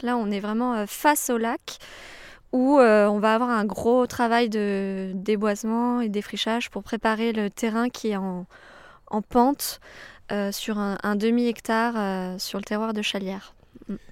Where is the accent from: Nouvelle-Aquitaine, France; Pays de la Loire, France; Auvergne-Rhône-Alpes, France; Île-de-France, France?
Auvergne-Rhône-Alpes, France; Savoie; also born or lived in Canada / Beaune